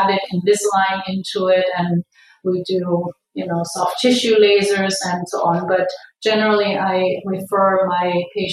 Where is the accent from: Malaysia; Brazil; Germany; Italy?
Germany; moved away as an adult; now in Irvine, United States; I am originally from Germany